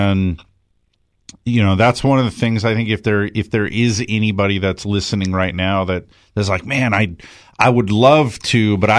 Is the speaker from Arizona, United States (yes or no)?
no; California, United States; I never did it because I grew up in Southern California